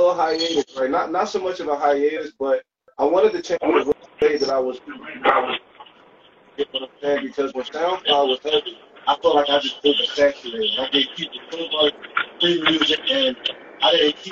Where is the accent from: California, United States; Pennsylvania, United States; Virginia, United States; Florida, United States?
Pennsylvania, United States; Philadelphia; I'm from Northeast Philly. I'm from Northeast Philly. I done lived all around the city.